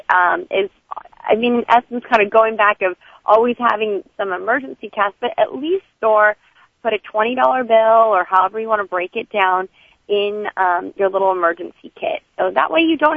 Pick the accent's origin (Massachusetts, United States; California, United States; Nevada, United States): California, United States; growing up in California